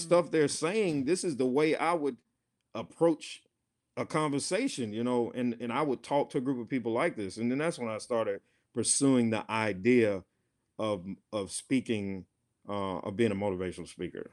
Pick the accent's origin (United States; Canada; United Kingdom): United States; Rome, Georgia; now in Hazel Green, United States; I'm originally from Rome, Georgia, uh, city of Seven Hills, Three Rivers.